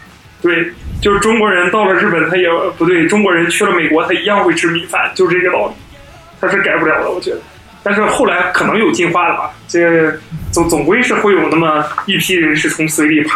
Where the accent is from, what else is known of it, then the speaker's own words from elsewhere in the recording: Nepal; Chinese is a second language; 我我是尼泊尔人吃的，一般都是呃这个咖喱。尼泊尔人身上永远都是有一种香浓的咖喱味儿，